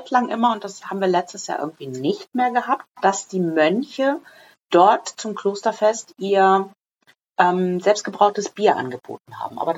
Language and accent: German; Lensahn, Schleswig-Holstein, Germany; So, also wer es nicht weiß, ich bin in Lensan groß geworden. Das ist ein kleines Kaff.